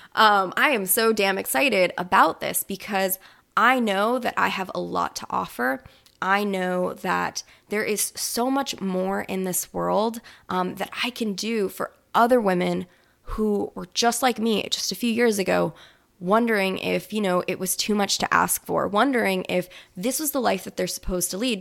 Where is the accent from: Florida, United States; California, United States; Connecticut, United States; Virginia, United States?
Florida, United States; now in New Orleans, United States; I'm originally from Florida